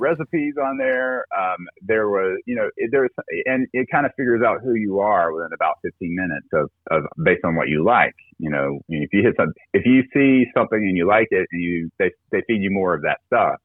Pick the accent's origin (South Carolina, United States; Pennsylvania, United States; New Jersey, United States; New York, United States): South Carolina, United States; I'm originally from South Carolina. I grew up uh, in a very conservative uh, area of the country, uh, very Southern Baptist